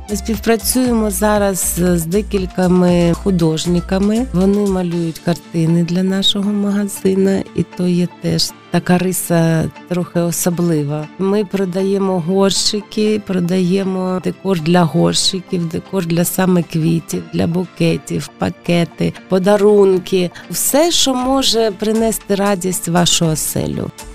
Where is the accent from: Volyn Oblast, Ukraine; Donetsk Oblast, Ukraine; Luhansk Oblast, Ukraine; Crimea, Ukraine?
Donetsk Oblast, Ukraine; Mariupol; moved away as an adult; also born or lived in Kharkiv / Kyiv / Zaporizhzhia; now in Lviv, Ukraine; Я з Маріуполя, я там народилась, я там жила.